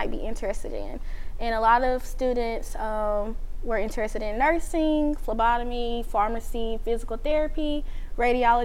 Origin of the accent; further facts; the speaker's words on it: Little Rock, Arkansas, United States; moved away as an adult; now in Shreveport, United States; I'm not from here. I'm from Arkansas, Little Rock, Arkansas